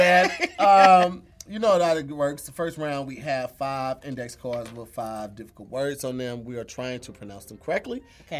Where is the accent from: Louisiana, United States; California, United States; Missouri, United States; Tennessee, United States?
Missouri, United States; St. Louis; accent: St. Louis